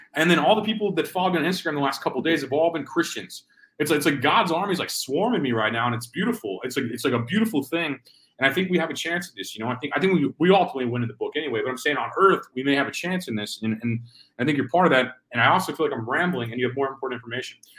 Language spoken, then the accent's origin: English; Missouri, United States; I'm from Missouri, we have similar values probably